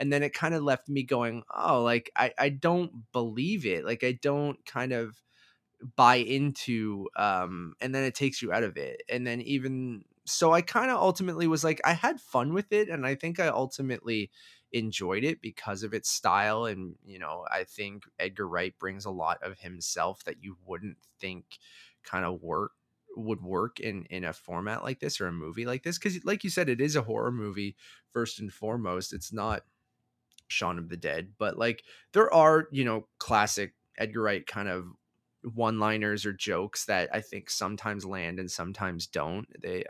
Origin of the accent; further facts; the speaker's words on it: Toronto, Ontario, Canada; I was the perfect age for it. We are from Toronto. I love video games.